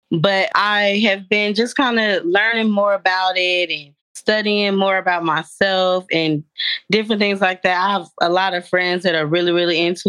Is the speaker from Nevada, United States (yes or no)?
no; Kansas, United States; I am from Kansas